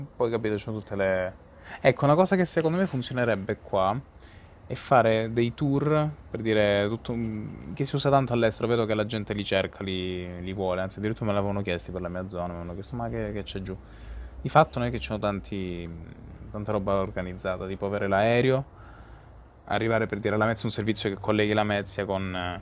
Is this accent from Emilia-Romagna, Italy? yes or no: no; Calabria, Italy; moved away as an adult; now in Dublin, Ireland; per la Calabria o per la, comunque l'Italia, la mia terra